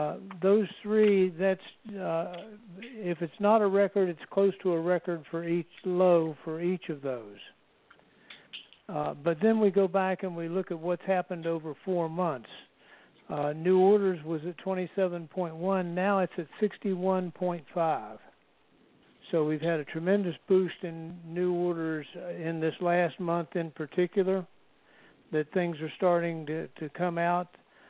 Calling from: Marietta, Georgia, United States; I'm in Marietta, Georgia, just down the road from Tim.

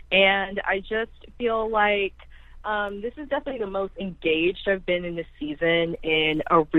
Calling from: San Francisco Bay Area, California, United States; I'm calling you guys from San Francisco Bay Area, California.

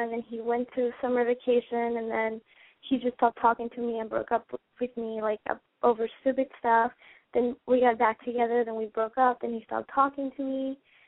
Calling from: Fort Myers, Florida, United States; I call from Fort Myers, Florida.

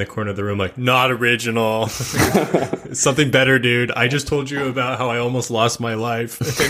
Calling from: San Diego, California, United States; Oh, I'm chiming in from San Diego, and I come in San Diego as well.

